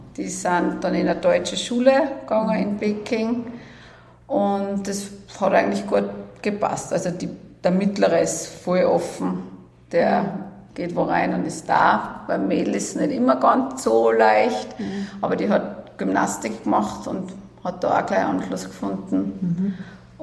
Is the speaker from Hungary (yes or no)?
no; Salzburg, Austria; bin in Salzburg geboren, also mein Leben lang hier aufgewachsen